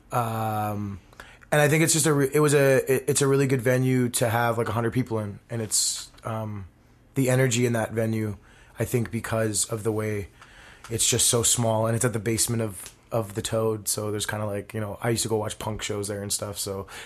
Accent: Winnipeg, Manitoba, Canada; born and raised in Winnipeg, currently living in the north end of the city for many, many years

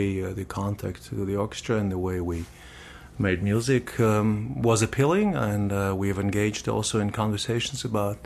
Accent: Saint Petersburg, Russia; also born or lived in Amsterdam, Netherlands / Germany; now in Winnipeg, Canada; I am originally from St. Petersburg, Russia, but I have left this country 30 years ago.

